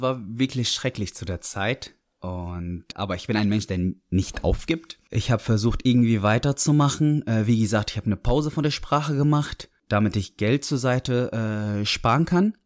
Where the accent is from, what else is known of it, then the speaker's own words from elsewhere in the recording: Syria; German is a second language; moved away as an adult; now in Dortmund, Germany; Ich komme aus Syrien, bin 24